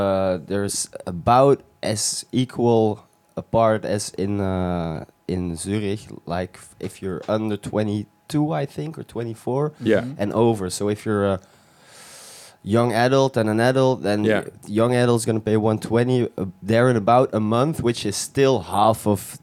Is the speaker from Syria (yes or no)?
no; Belgium; we grew up in Belgium.